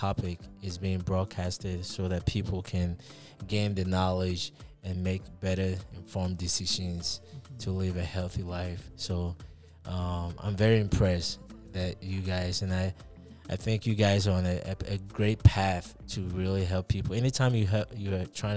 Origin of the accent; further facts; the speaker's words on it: Ghana; also born or lived in Connecticut, United States; now in Colorado, United States; I'm actually a Ghanaian. I was born in Ghana, in Africa, in West Africa. So I've been in the United States for quite some time